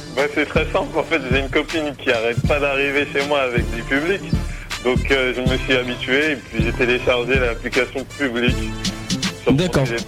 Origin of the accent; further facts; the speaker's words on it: Yvelines, Île-de-France, France; moved away; also born or lived in Épinal / Orléans; je suis des Yvelines, euh, j'ai commencé le basket dans les Yvelines